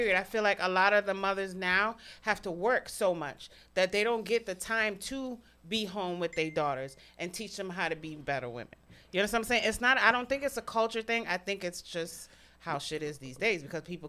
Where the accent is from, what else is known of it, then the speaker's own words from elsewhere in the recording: Jamaica; I am a Jamaican woman.